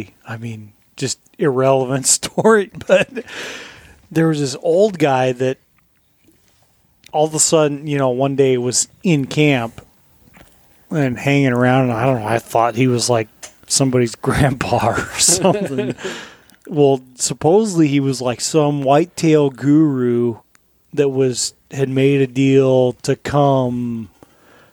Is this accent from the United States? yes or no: yes; Colorado, United States; moved away; where I grew up in Colorado